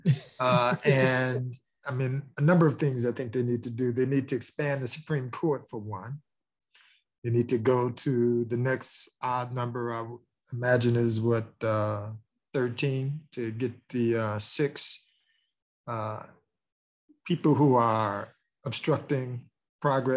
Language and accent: English; Chicago, Illinois, United States; I'm from Chicago, Illinois, born and raised